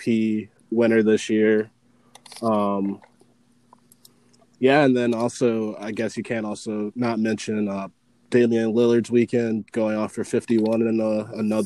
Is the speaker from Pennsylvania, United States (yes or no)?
no; Columbus, Ohio, United States; I am from Columbus, Ohio, so I'm a huge Buckeye fan